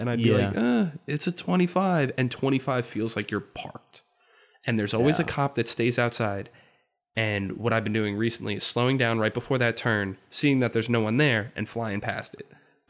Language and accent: English; New Jersey, United States; but I'm also from Central Jersey.